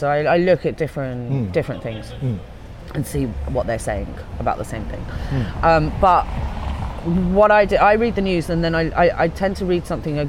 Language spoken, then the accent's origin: English; Portsmouth, South East England, United Kingdom; I'm from Portsmouth. I don't know. I can't do it.